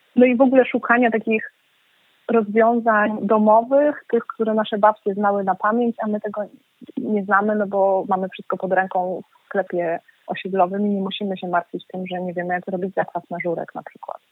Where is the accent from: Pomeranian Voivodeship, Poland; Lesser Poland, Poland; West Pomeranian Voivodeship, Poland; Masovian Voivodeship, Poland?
Masovian Voivodeship, Poland; Warsaw; ja naprawdę jestem mieszczuchem, ja się urodziłam w Warszawie, moi rodzice pochodzą z Warszawy